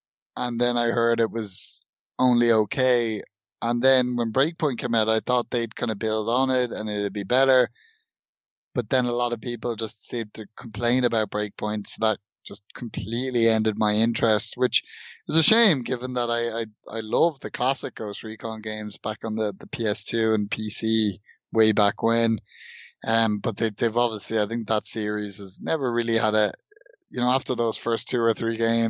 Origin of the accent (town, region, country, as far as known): Ireland; born or raised there